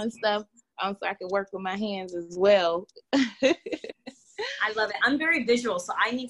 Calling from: Connecticut, United States; not only in my state, I'm coming in from Connecticut, but really across the U.S

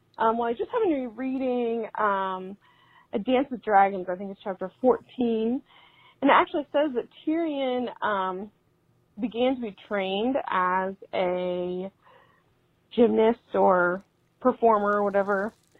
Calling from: Ohio, United States; I'm from Central Ohio as well, so it's always nice to hear a local podcast.

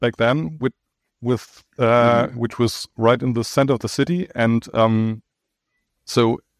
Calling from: Dortmund, North Rhine-Westphalia, Germany; I'm joining you from Germany, the western part of Germany. To be precise, from Dortmund.

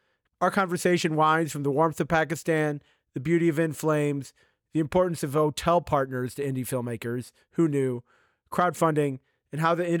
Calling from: Washington, District of Columbia, United States; So I'm in Washington, D.C. It's a sunny day here as well.

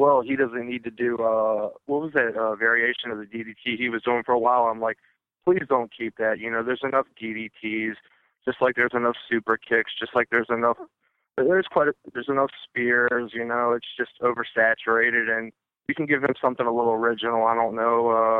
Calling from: United States; I am calling from Maryland/Virginia.

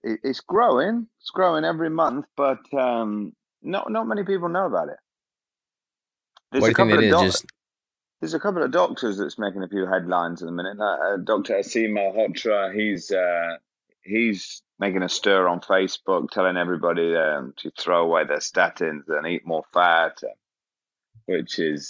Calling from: London, United Kingdom; Yeah, I've got a little accent going on here. I'm in London in the UK.

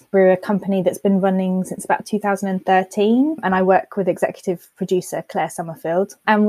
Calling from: Epsom, South East England, United Kingdom; Just outside London in Epsom.

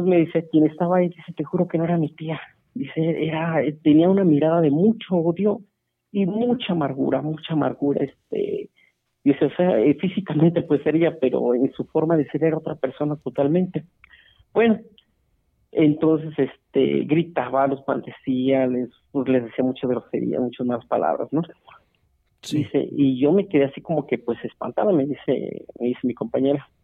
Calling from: Celaya, Guanajuato, Mexico; Eh, Celaya, Guanajuato, acá estamos escuchándolos muy, muy entretenidos

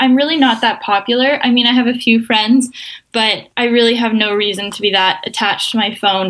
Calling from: St. Catharines, Ontario, Canada; I'm calling from St. Catharines, Ontario in Canada.

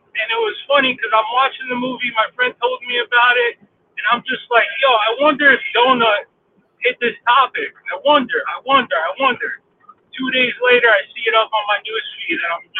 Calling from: upstate New York, United States; I'm calling from upstate New York.

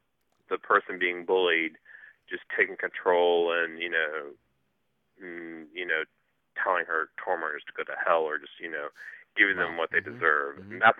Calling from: Cincinnati, Ohio, United States; I'm calling from Cincinnati, Ohio.

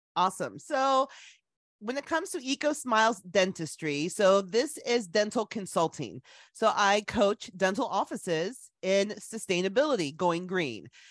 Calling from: Columbus, Ohio, United States; I'm calling from today, Columbus, Ohio

